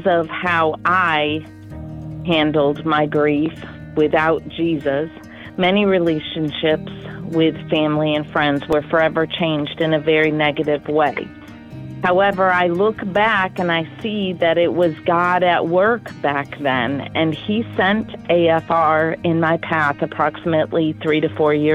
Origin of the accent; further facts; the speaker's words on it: Waterford, Mississippi, United States; I'm from Waterford, Mississippi.